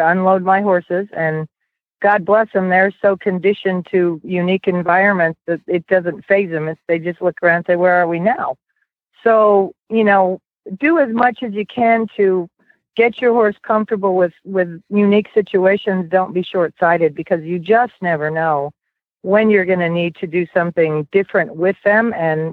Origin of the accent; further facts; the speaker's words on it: Sarasota, Florida, United States; I'm from the Sarasota, Florida area